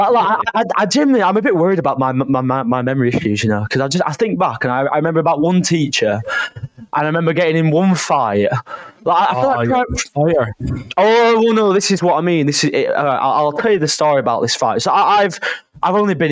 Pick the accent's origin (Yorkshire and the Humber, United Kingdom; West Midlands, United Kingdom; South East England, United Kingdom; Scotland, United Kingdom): Yorkshire and the Humber, United Kingdom; Bradford; I'm from Bradford, beautiful place in Yorkshire.